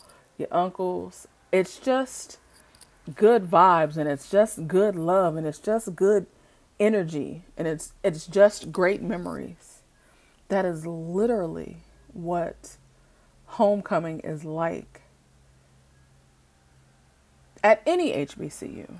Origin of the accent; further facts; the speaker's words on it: Oakland, California, United States; also born or lived in Washington, D.C.; I'm really from Oakland though, born, raised, the whole bit